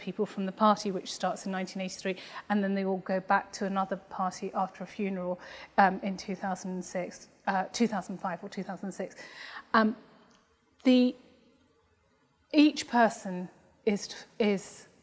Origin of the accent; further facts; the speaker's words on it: England, United Kingdom; I was born in England.